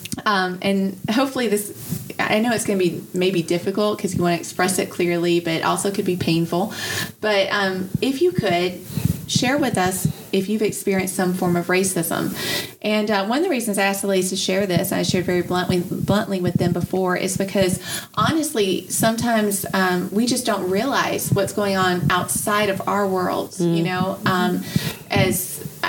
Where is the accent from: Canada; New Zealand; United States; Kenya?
United States; the South; I grew up in the South